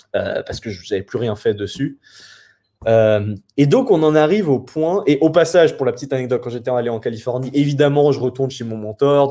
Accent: France; je suis français

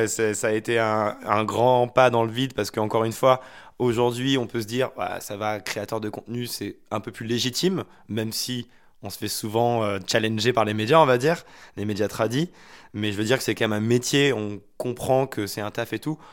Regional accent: Haute-Loire, Auvergne-Rhône-Alpes, France; Je viens d'un petit village de Haute-Loire, un lieu-dit de 200 habitants

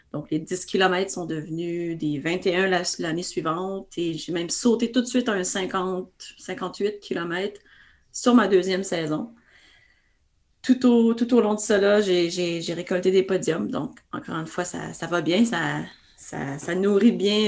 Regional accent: Quebec, Canada; accent: Québécois; mon accent québécois me, précède, donc euh, je ne peux me cacher derrière. Donc, je suis bien canadienne-française.

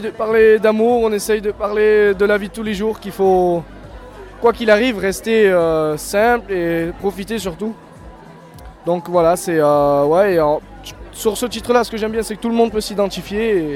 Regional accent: Gap, Provence-Alpes-Côte d'Azur, France; moi j'ai grandi dans le sud, dans, à Gap exactement, dans le 05. J'ai passé mon enfance là-bas.

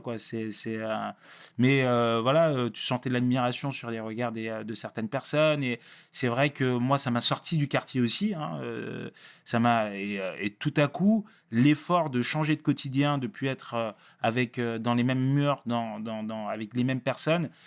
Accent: Sarcelles, Île-de-France, France; also born or lived in Paris; Non, je suis pas né à Sarcelles. Je suis né, à Paris, euh, Paris, euh, Paris 20e. Euh, mais j'ai vu qu'à Sarcelles bien, bien plus de 12 ans.

